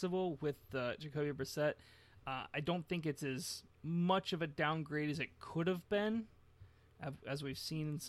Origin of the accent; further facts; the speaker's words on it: Pittsburgh, Pennsylvania, United States; I grew up in Pittsburgh.